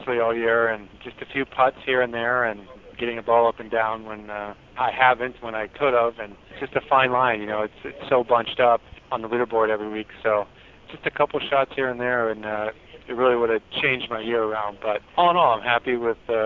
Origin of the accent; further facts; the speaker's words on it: San Diego, California, United States; I grew up in San Diego